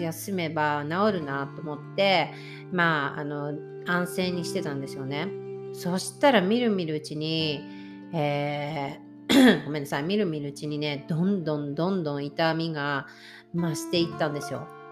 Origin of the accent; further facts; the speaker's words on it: Japan; also born or lived in Florida, United States; now in Washington, United States; 私は日本日本で生まれてるってアメリカに今住んでる状態なのでアメリカにいてもやっぱり私の故郷っていうのはいつでも日本なんですけど